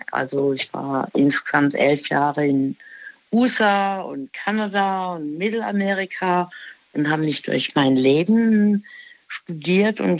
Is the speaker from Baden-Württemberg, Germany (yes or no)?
yes; Baden-Württemberg, Germany; ich bin sehr früh los äh, aus dem Ortenaukreis Aachen, Ich mein Heimatort.